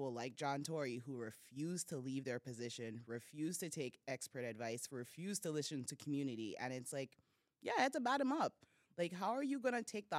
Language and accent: English; Toronto, Ontario, Canada; I'm from Rexdale, Islington and Finch till